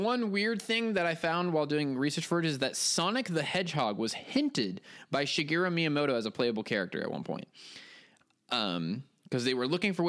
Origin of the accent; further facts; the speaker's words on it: United States; now in France; I'm in France screaming the word banjo over and over again.